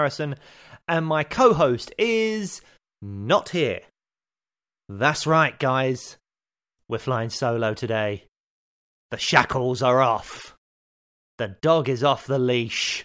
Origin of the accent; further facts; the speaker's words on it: London, United Kingdom; I grew up in Peckham in Southeast London